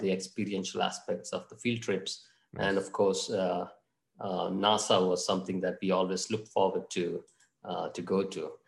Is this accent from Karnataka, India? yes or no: yes; Mangalore, Karnataka, India; also born or lived in Bangalore; my hometown is actually Mangalore